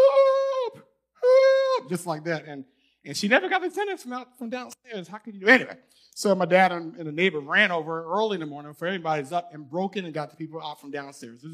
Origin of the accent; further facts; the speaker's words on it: New York, United States; moved away as an adult; I'm from New York